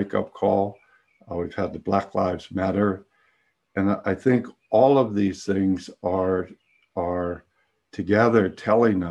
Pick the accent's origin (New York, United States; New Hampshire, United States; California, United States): California, United States; San Francisco; I grew up in San Francisco and came of age in the late 60s